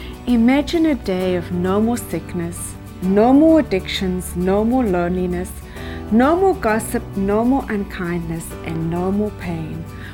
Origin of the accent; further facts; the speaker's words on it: South Africa; now in Canada; I was born in South Africa, but now I have been in Canada for more than 20 years.